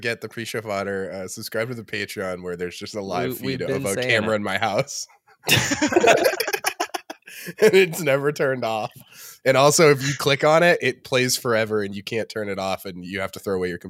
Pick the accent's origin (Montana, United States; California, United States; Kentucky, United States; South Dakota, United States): California, United States; Los Angeles; It's so funny to me that growing up in Los Angeles, you can't become a 6-year-old without like seeing like improv everywhere sketches happening in front of you.